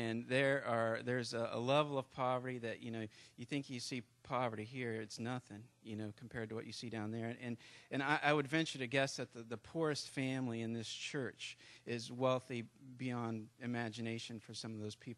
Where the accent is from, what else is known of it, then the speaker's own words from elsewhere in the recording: United States; I'm an American